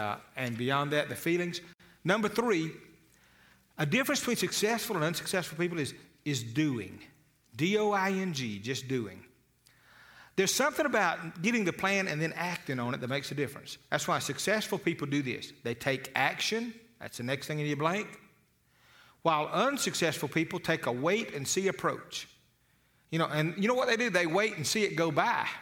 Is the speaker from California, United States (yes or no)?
no; Eufaula, Alabama, United States; I was a boy from Eufaula, Alabama